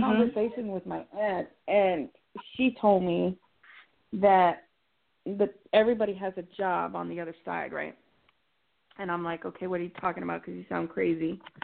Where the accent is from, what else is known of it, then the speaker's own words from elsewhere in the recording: Texas, United States; I'm from Texas. It's already hot here.